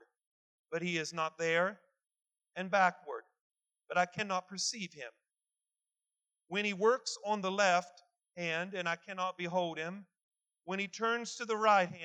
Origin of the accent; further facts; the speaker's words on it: West Virginia, United States; growing up in West Virginia